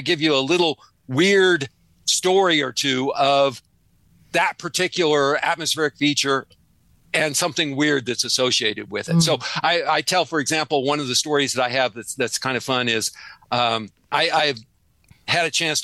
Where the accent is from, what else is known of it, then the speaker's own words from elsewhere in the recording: Nebraska, United States; now in Arizona, United States; I grew up in Nebraska. I'm a good Midwestern boy, a good Great Plains boy.